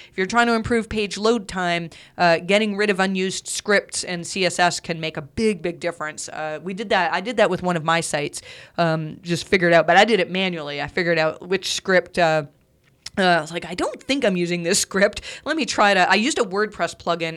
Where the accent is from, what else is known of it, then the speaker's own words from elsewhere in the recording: Canada; I'm Canadian